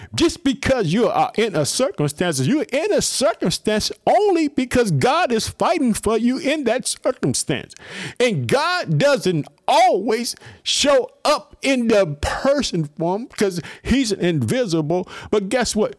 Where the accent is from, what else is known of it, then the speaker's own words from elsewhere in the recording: Illinois, United States; also born or lived in Chicago; the state of Illinois, my home state. I live in the city of Chicago